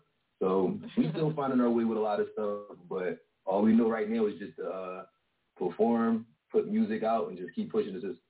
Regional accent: Philadelphia, Pennsylvania, United States; Yeah. We're from Philly.

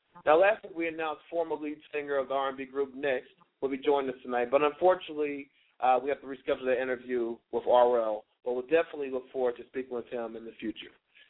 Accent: Virginia, United States; I'm from Virginia, so my mother's from D.C. I have family up there

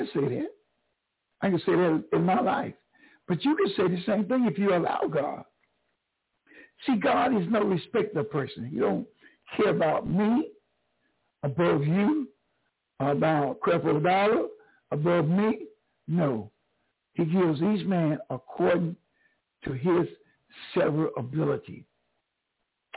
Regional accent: New Bern, North Carolina, United States; also born or lived in Greenville, North Carolina; I'm from North Carolina, but not from Greenville. I'm from Newburn, 45 miles down the road

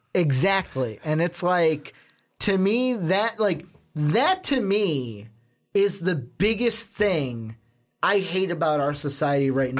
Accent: Chicago, Illinois, United States; The city we are from, the big market city we are from

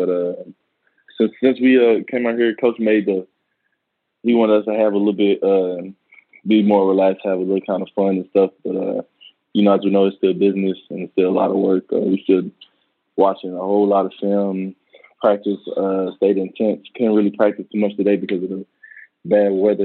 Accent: Dallas, Texas, United States; We grew up in West Dallas, which is, you know, a low-income area

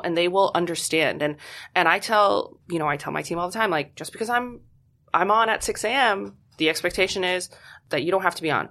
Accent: Poland; moved away; I'm originally from Poland

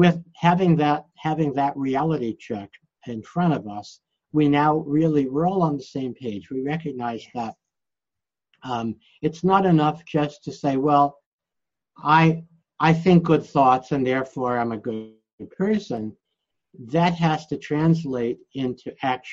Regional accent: New York City, New York, United States; I'm from Brooklyn, New York

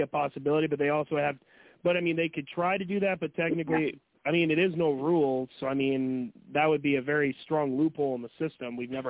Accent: Hazen, North Dakota, United States; now in Fargo-Moorhead, United States; I have to travel back to my hometown of Hazen.

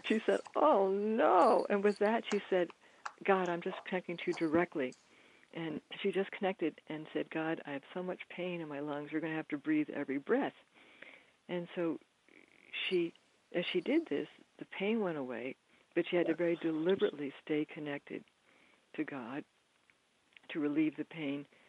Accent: Bryn Mawr, Pennsylvania, United States; I went back to the school that I'd gone to growing up in Bryn Mawr, Pennsylvania

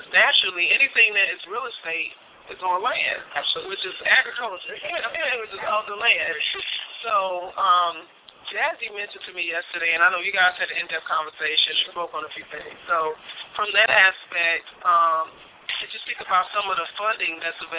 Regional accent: Nashville, Tennessee, United States; I'm from uh, I'm from Nashville

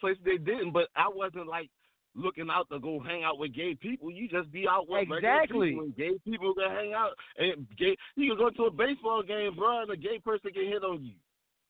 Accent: Baltimore, Maryland, United States; if you look at me the wrong way, you might get punched in your face. And that was just how we grew up in Baltimore.

